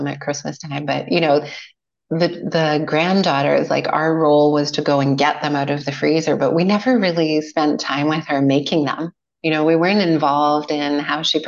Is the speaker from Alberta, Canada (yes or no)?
yes; Edmonton, Alberta, Canada; now in Qualicum Beach, Canada; growing up in Edmonton